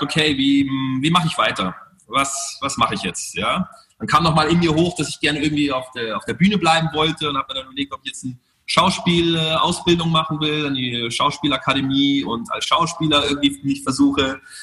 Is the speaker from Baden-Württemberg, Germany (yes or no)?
no; Munich, Bavaria, Germany; moved away; also born or lived in Monte Carlo / United States; in Thalkirchen, wo ich aufgewachsen bin